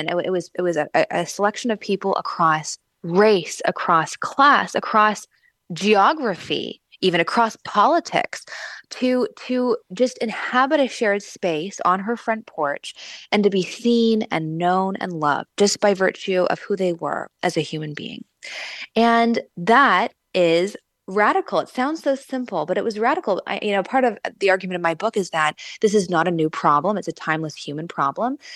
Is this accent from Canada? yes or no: yes; Vancouver, British Columbia, Canada; also born or lived in Los Angeles, California, United States / Washington, D.C., United States; now in Indiana, United States; I am from the West Coast. I was born in LA, raised in Vancouver, Canada